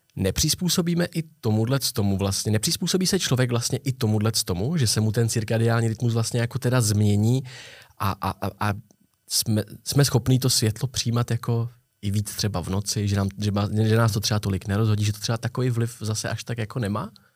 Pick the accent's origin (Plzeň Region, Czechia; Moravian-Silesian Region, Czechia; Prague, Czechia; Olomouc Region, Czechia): Prague, Czechia; My jsme oba z Prahy, oba žijeme v centru Prahy víceméně